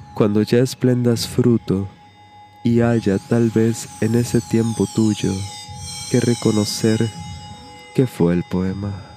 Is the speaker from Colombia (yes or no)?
no; Mexico; now in Montevideo, Uruguay; mexicano mate en mano radicado en el puerto de Montevideo, capital de la República Oriental del Uruguay